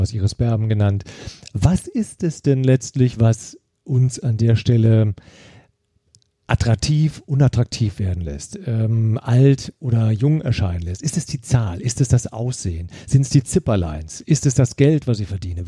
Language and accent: German; Eifel, Germany; ich bin in der Eifel groß geworden